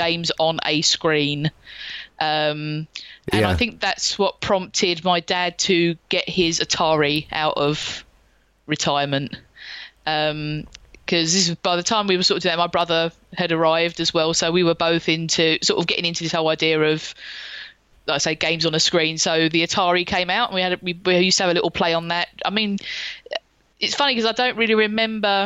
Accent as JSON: {"language": "English", "region": "London", "country": "United Kingdom", "tie": "born or raised there"}